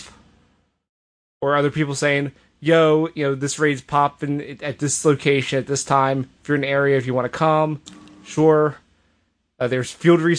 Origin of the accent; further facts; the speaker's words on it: United States; I'm American